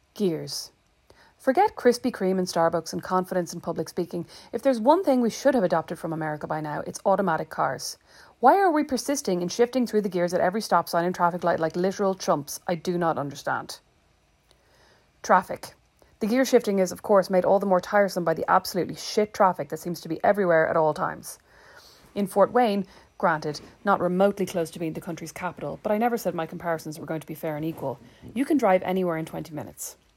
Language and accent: English; Ireland; now in Indiana, United States; there are some things I don't miss about my home country